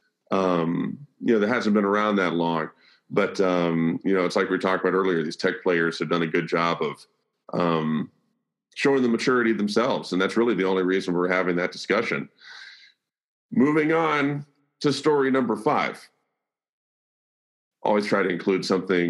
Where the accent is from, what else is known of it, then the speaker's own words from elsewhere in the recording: Birmingham, Alabama, United States; moved away as an adult; now in Nashville, United States; I'm born and raised in the South, born and raised in Birmingham, Alabama, moved to Nashville in 1999, met my wife here, never left